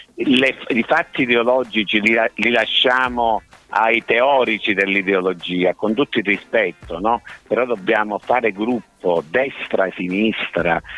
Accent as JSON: {"language": "Italian", "town": "Cosenza", "region": "Calabria", "country": "Italy", "said": "io sono cosentino"}